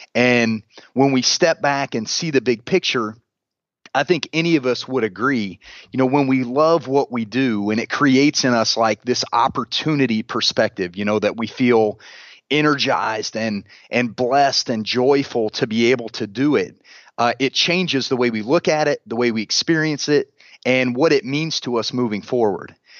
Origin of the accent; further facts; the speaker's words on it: Central Indiana, United States; I'm a, I'm a Central Indiana, uh, kid, born and raised